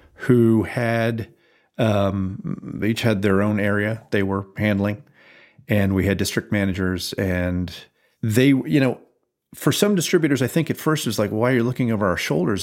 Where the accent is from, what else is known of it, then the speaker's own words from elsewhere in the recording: Fairfield County, Connecticut, United States; also born or lived in Lake Forest, Illinois; I grew up in Fairfield County, Connecticut